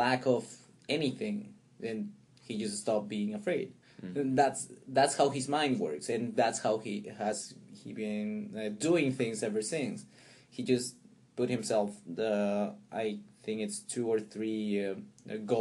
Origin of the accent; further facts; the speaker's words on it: Pisco, Ica, Peru; also born or lived in Chincha; I was born there, but I lived most of my childhood in Pisco, which is a place closer to the coast, 30 miles south of Chincha